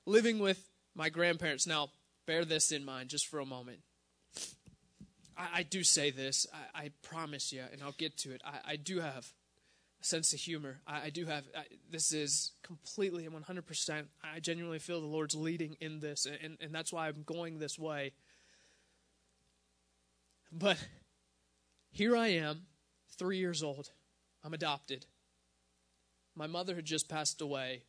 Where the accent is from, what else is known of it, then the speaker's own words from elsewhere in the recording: Pittsburgh, Pennsylvania, United States; I grew up in the Pittsburgh area